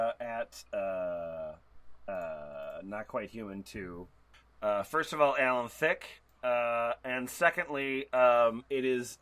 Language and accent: English; Yorkshire and the Humber, United Kingdom; I am from North Yorkshire, UK.